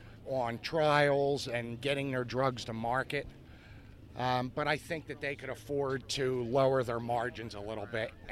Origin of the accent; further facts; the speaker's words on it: Bristol, Pennsylvania, United States; Bristol, PA.